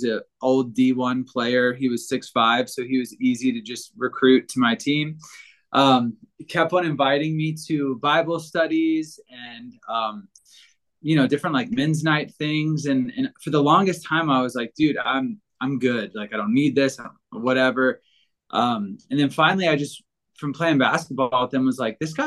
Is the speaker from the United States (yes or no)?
yes; Virginia, United States; now in Denver, United States; I grew up in Virginia